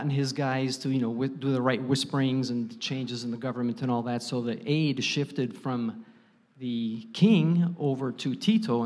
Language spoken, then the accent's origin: English; Chicago area, Northwest Indiana, United States; I grew up in the Chicago area in Northwest Indiana